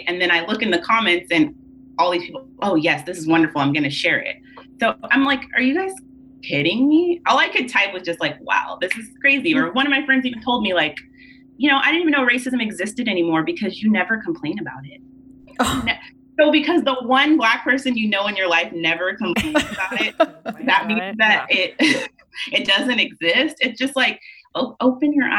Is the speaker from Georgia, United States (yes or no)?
no; Tulare, California, United States; I'm originally from Tulare, California, which is like 30 minutes south mm-hmm. of Fresno.